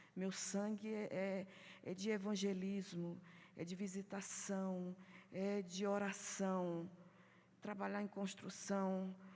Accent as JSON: {"language": "Portuguese", "region": "Maranhão", "country": "Brazil", "also_born_or_lived": "Osasco", "moved": "yes", "lives_now": "São Paulo, Brazil", "said": "eu sou do Maranhão"}